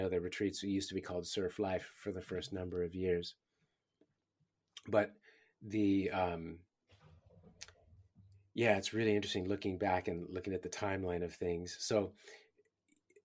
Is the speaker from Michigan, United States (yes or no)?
no; California, United States; moved away as an adult; now in Australia; I'm from California